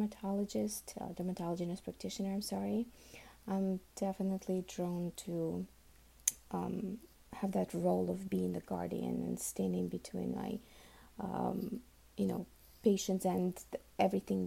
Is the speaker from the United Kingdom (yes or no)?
no; Uzbekistan; first language Russian; English is a second language; now in Miami, United States; I was actually born and raised in Uzbekistan